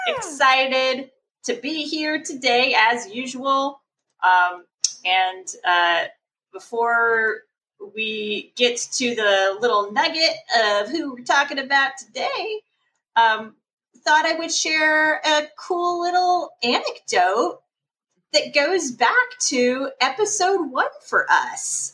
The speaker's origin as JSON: {"language": "English", "region": "Texas", "country": "United States", "tie": "born or raised there", "said": "growing up in Texas"}